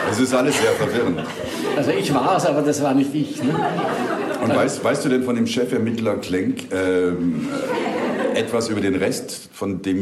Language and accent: German; Waldviertel, Lower Austria, Austria; ich komme aus dem Waldviertel